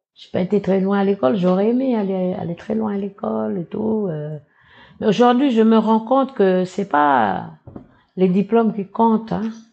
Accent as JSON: {"language": "French", "area": "Ouégoa", "region": "North Province", "country": "New Caledonia", "tie": "born or raised there", "said": "Je suis originaire de Ouigwa, qui est à 500 km d'ici, euh, de Nouméa, d'une petite tribu qui s'appelle euh, Bondé."}